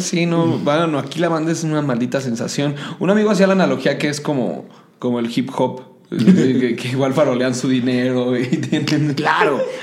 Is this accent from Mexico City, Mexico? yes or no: yes; Mexico City, Mexico; soy chilango, estoy paseado y me creo mucho porque soy de la ciudad.